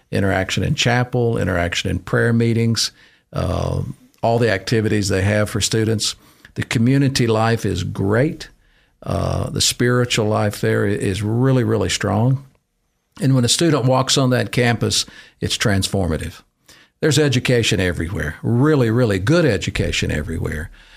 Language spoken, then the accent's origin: English; Deep South, United States; moved away as an adult; also born or lived in Cincinnati / Alabama; I grew up in the Deep South